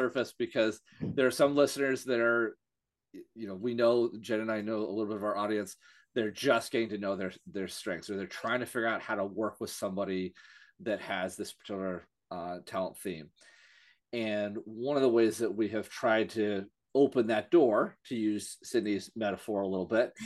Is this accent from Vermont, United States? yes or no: yes; Vermont, United States; here in my home state of Vermont